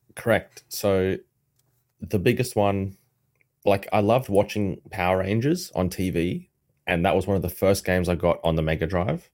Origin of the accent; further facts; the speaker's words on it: South Africa; where I grew up in South Africa